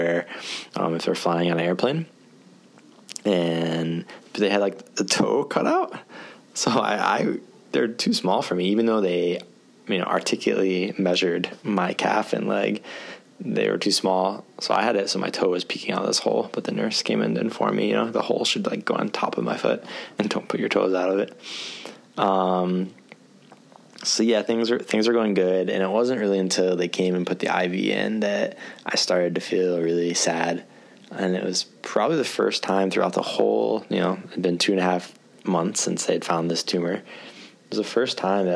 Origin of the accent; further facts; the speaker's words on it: Michigan, United States; moved away as an adult; now in Japan; Michigan, actually, my home state